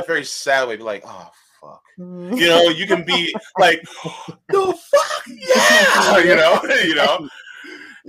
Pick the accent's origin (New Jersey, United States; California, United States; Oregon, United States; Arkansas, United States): New Jersey, United States; I'm New Jerseyan